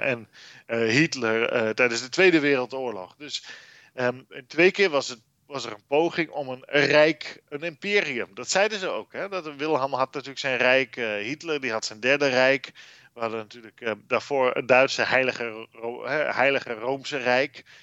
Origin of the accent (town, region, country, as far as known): Netherlands